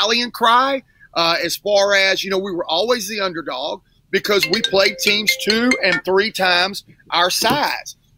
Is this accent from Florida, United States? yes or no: yes; Pensacola, Florida, United States; moved away as an adult; also born or lived in Mississippi / Louisiana; I'm born and raised in Pensacola, Florida, went to Tate High School